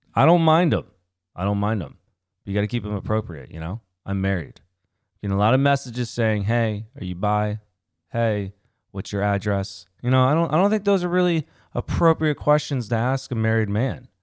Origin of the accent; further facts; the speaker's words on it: Winchester, Virginia, United States; also born or lived in Connecticut; I moved from Connecticut when I was eight, and then I stayed in Winchester till college